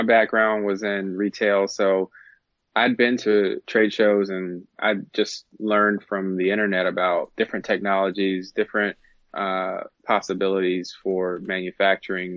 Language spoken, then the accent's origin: English; Virginia, United States; I'm a guy from Virginia. I'm a Virginia native.